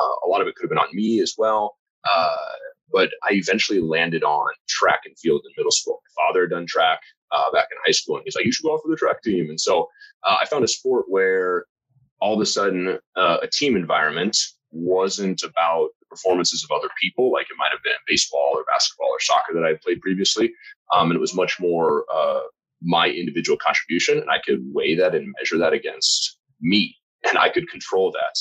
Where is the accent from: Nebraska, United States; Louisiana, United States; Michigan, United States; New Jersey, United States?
Nebraska, United States; Lincoln; moved away; I'm from Lincoln, Nebraska originally.